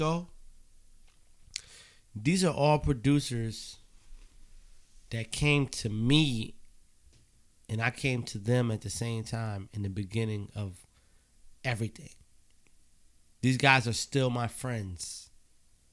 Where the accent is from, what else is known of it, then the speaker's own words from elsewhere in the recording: Beacon, New York, United States; I'm from Beacon, New York